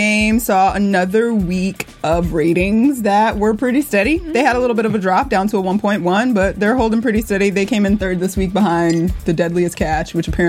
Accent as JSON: {"language": "English", "town": "Atlanta", "region": "Georgia", "country": "United States", "said": "I'm from Atlanta"}